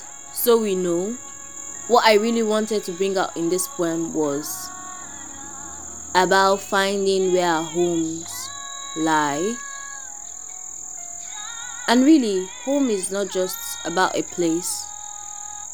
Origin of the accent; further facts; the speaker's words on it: Nigeria; I'm a Nigerian. I was born Nigerian, bred.